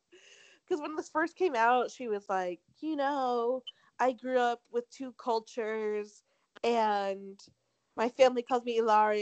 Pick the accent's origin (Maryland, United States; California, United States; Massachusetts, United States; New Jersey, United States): Massachusetts, United States; Boston; also born or lived in Spain; and I spent a lot of my childhood in Spain, and we just grew up with two cultures in my house. So, yes, I was born in Boston.